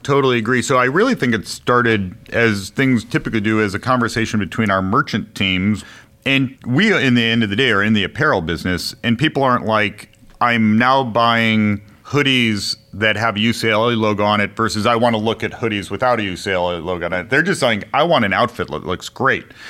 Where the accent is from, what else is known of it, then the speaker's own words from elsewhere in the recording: Chicago, Illinois, United States; moved away as an adult; also born or lived in Connecticut; now in Bay Area, United States; I grew up in Chicago